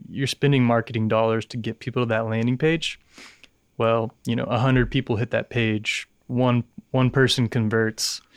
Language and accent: English; Dallas, Texas, United States; born and raised in Dallas